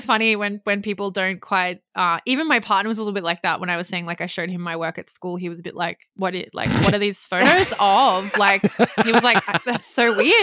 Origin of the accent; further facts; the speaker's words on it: Australia; accent: Australian; also born or lived in Gold Coast, Queensland; I'm in Australia, if you can tell by my accent